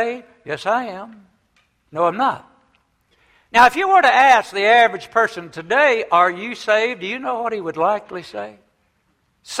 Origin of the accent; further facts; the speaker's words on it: the South, United States; When I was a young boy growing up many years ago, I grew up in the South